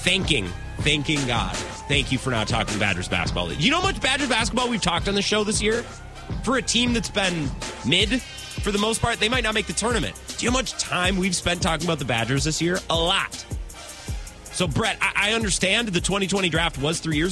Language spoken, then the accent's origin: English; Menomonie, Wisconsin, United States; it's my hometown